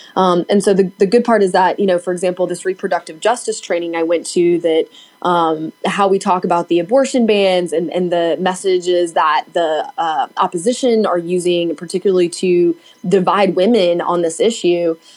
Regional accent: Knoxville, Tennessee, United States; now in Nashville, United States; I am from Knoxville and I grew up there.

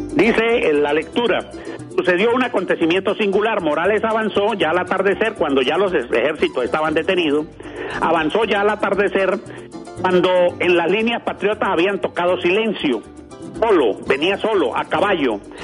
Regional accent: Pregonero, Táchira, Venezuela; now in Boconó, Venezuela; Yo soy de un pueblo que llama Pregonero, en el estado Táchira, vivo en Boconó

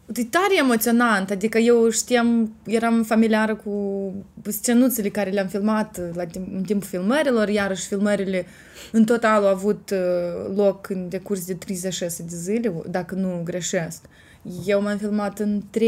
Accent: Gura Galbenei, Cimișlia District, Moldova; satul meu natal, Gura Galbenii

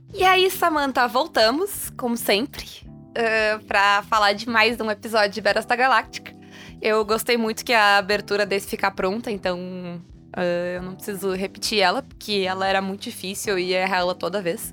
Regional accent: Brazil

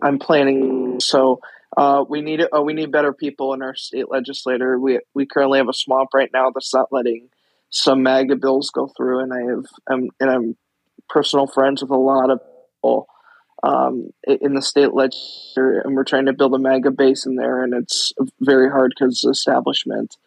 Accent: Iowa, United States; I'm from Iowa

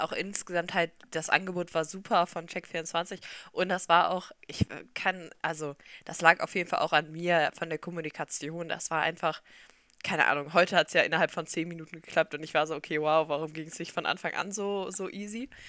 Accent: Solingen, North Rhine-Westphalia, Germany; Wir kommen beide aus Solingen

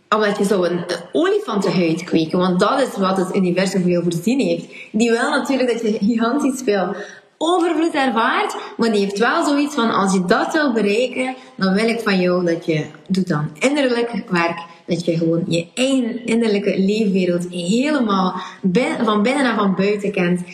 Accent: West Flanders, Belgium; accent: West Flemish; mijn accent en dat ik in West-Vlaming ben

